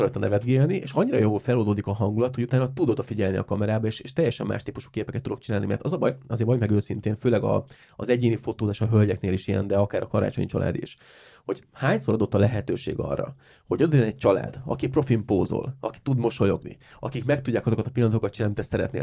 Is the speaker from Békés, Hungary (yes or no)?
no; Siófok, Somogy, Hungary; van egy siófoki csoport, egy siófoki életcsoport, amiben vagyok